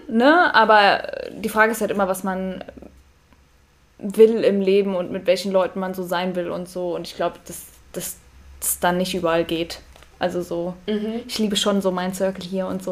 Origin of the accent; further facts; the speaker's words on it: Friedberg, Hesse, Germany; ich bin ja in der Nähe von Friedberg aufgewachsen.